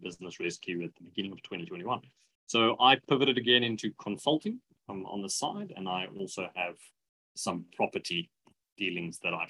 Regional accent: Pretoria, Gauteng, South Africa; moved away as an adult; I'm originally from Pretoria. I grew up in the Moot in Pretoria

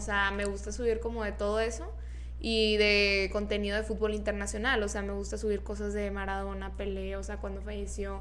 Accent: Monterrey, Nuevo León, Mexico; Yo soy de Monterrey, soy Región Montana

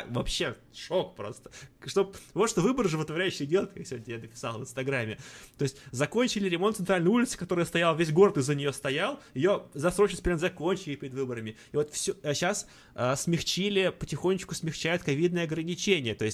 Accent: Ivanovo, Ivanovo Oblast, Russia; там вот я вот из Иванова, смотришь ивановские новости

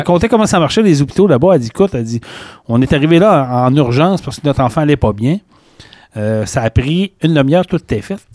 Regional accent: Quebec, Canada; on est Québécois

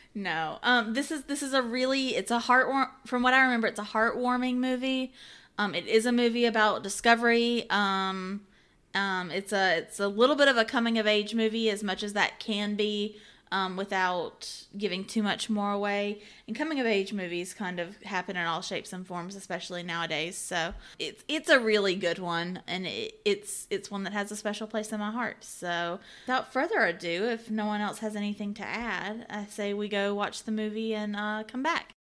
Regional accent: Georgia, United States; we're from Georgia

